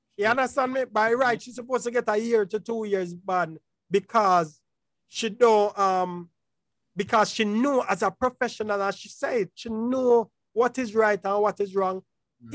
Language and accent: English; Jamaica; I'm a Jamaican